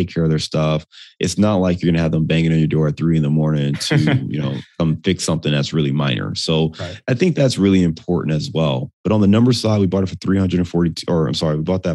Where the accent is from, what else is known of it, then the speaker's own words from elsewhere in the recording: Cleveland, Ohio, United States; also born or lived in Detroit; now in Chicago, United States; I'm from Cleveland